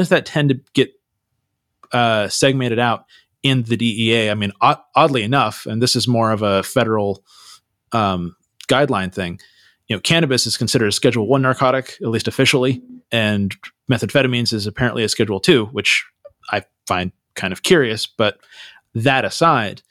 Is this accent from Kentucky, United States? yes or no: no; Santa Cruz, California, United States; I grew up in Santa Cruz.